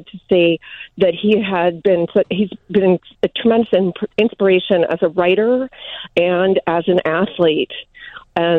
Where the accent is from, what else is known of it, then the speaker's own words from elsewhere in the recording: Oak Park, Illinois, United States; We grew up in Oak Park